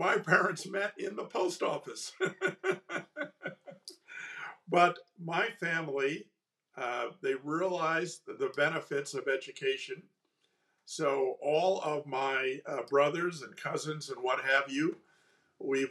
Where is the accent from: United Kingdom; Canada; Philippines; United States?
United States; East Coast; moved away as an adult; now in California, United States; I grew up on the East Coast, so I'm truly a fake Californian. I came to California for 1 or 2 years in 1971